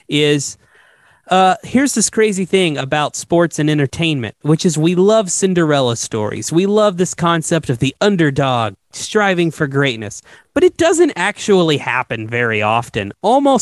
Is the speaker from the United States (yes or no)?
yes; Atlanta, Georgia, United States; my hometown and what that baseball club means to me